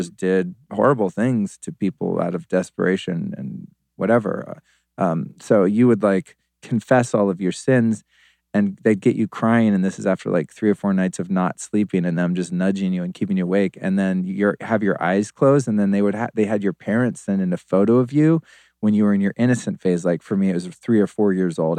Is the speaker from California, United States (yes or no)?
yes; Sonoma County, Northern California, United States; also born or lived in Aspen, Colorado; I lived as a kid mostly in Northern California in Sonoma County.